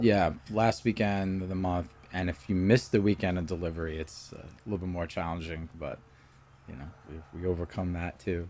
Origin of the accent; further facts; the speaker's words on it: New York City, New York, United States; moved away as an adult; also born or lived in Florida / Pennsylvania; now in Doylestown, United States; I'm from Staten Island, New York